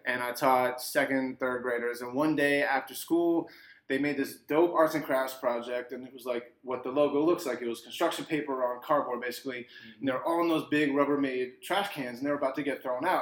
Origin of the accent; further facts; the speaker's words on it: Arlington, Virginia, United States; also born or lived in Kansas; now in Washington, D.C., United States; I am inspired by my hometown, DC. I was born and raised here